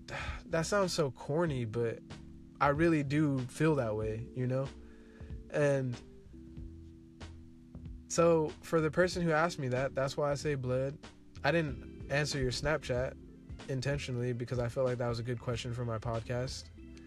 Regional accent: Seaside, California, United States; growing up in Seaside, you know, everybody's apparently a Crip

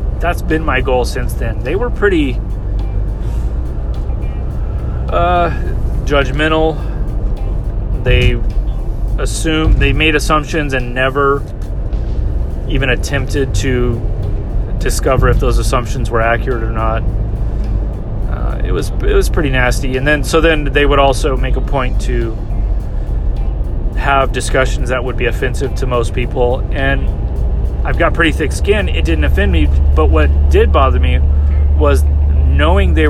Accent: California, United States; I was from California

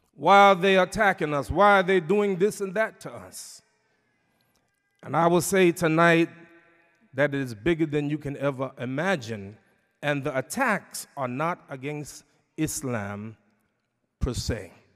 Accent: New York City, New York, United States; my hometown, New York City

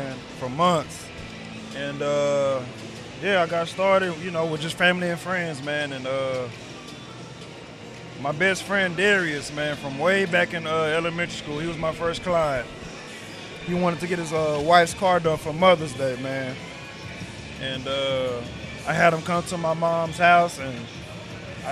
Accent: Arlington, Texas, United States; also born or lived in Irving, Texas; I'm from Arlington, Texas. Actually born in Irvin, but actually, you know, raised in Arlington

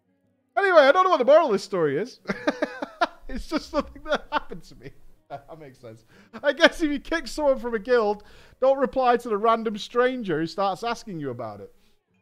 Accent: England, United Kingdom; I explained that I'm from England.

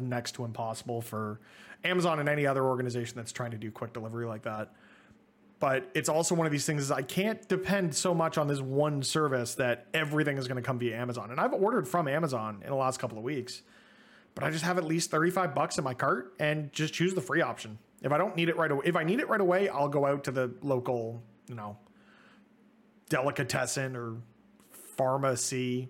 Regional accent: Toronto, Ontario, Canada; being Canadian. We're both Toronto boys

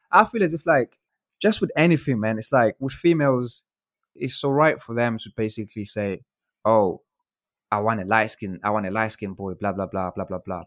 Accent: South Africa; moved away; I grew up in South Africa with my grandma

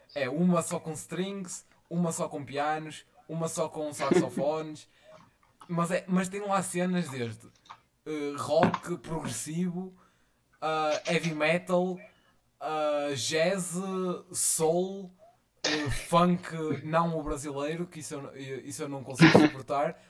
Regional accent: Vila Nova de Famalicão, Norte, Portugal; sou de Vila Nova de Famalicão e tenho 17

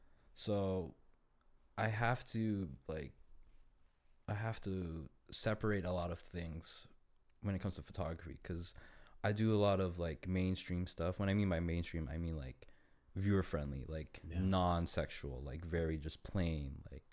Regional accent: Toronto, Ontario, Canada; Born and raised in Toronto.

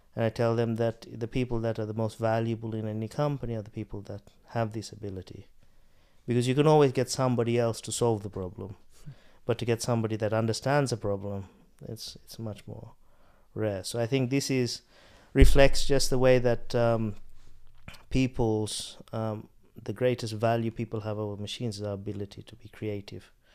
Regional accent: Australia; moved away; I grew up in Australia

